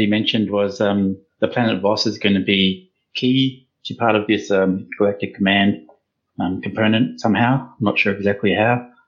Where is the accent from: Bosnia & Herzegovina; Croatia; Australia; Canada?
Australia; accent: Australian; I'm an Australian myself